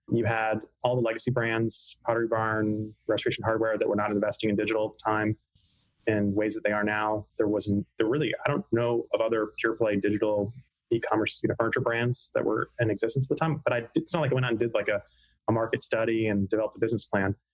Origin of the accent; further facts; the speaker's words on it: Hilton Head Island, South Carolina, United States; also born or lived in Pennsylvania; I was born in Pennsylvania, in central Pennsylvania, uh, but my family moved to Hilton Head Island, South Carolina in the early 80s when I was a couple years old. So um, that's where I say I'm from